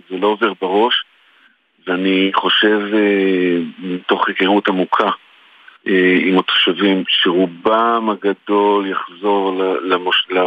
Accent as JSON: {"language": "Hebrew", "town": "Netiv HaAsara", "region": "Southern District", "country": "Israel", "tie": "born or raised there", "said": "אז אני בן מושב נתיב העשרה, האהוב, ואני גם מזכיר היישוב צוחר, האהוב."}